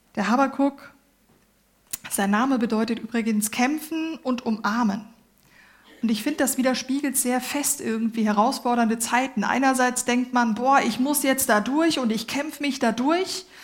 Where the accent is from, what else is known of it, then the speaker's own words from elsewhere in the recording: Germany; ich bin Deutsche